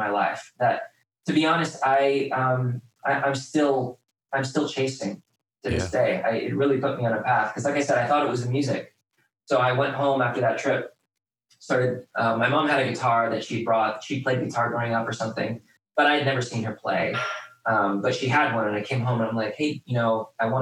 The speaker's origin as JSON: {"language": "English", "town": "Wheaton", "region": "Illinois", "country": "United States", "tie": "born or raised there", "also_born_or_lived": "Houston, Texas", "said": "we moved from Houston to Wheaton"}